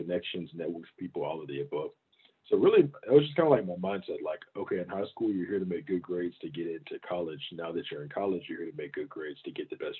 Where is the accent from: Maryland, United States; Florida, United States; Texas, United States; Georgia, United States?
Georgia, United States; Augusta; also born or lived in Baton Rouge, Louisiana; I grew up in Augusta, Georgia. It's about 2 hours east of Atlanta